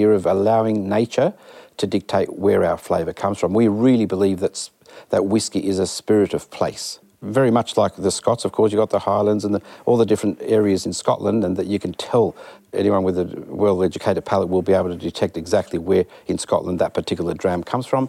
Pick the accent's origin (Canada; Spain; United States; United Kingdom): Spain; Malaga, Andalusia; moved away; we happened to be Spanish. So I was born in Malaga, southern Spain, Andalusia